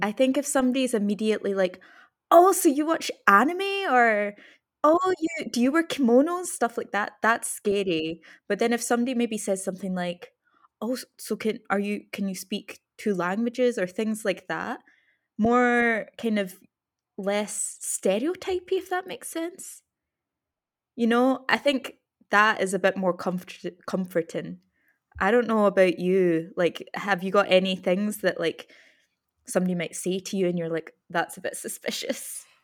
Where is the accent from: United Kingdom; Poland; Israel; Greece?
United Kingdom; Scotland; we grew up in Scotland